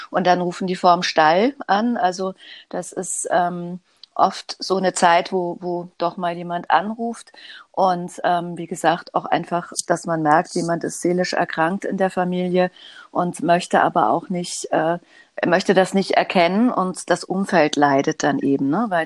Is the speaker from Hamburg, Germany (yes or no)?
yes; Hamburg, Germany; ich komme aus Hamburg und lebe in Hamburg im Alstertal.